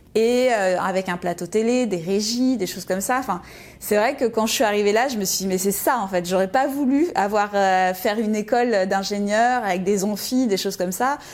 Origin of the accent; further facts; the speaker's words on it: Lyon, Auvergne-Rhône-Alpes, France; moved away as an adult; je suis née à Lyon et j'ai grandi euh, à Lyon euh, jusqu'à mes 18 ans